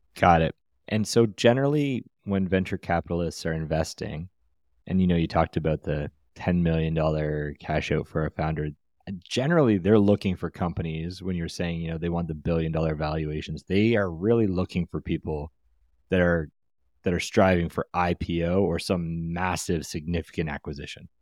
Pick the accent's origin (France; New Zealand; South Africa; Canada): Canada; as a Canadian ourselves